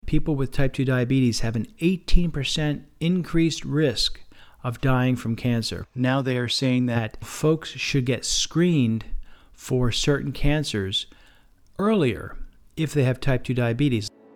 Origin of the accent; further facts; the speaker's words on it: Lebanon County, Pennsylvania, United States; nearby my hometown, It's in Lebanon County, Pennsylvania